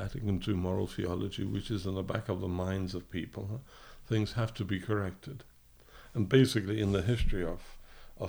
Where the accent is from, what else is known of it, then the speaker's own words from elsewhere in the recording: London, United Kingdom; moved away; also born or lived in Poland; I was born in England of Polish parents, of political emigres.